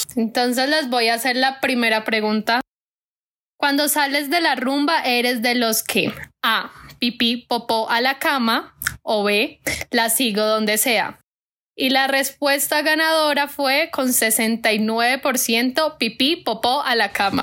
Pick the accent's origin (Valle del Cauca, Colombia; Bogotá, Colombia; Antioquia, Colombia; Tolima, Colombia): Valle del Cauca, Colombia; Cali; como típico caleño